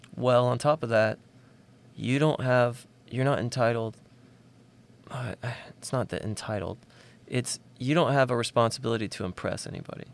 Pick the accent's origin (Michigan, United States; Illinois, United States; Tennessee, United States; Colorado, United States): Tennessee, United States; Nashville; I grew up outside of Nashville, about fifteen minutes south.